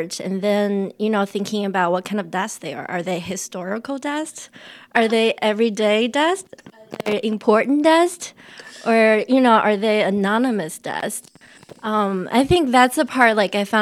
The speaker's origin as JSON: {"language": "English", "country": "China", "tie": "born or raised there", "also_born_or_lived": "Oregon, United States", "second_language": "English", "moved": "as an adult", "lives_now": "Philadelphia, United States", "said": "I'm from China. My hometown grew a lot of rice, and we have a lot of fishes."}